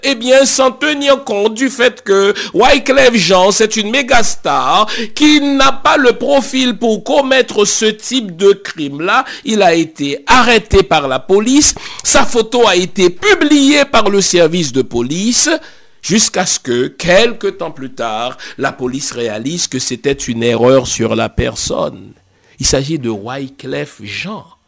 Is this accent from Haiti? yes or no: yes; Haiti; je suis haïtien d'origine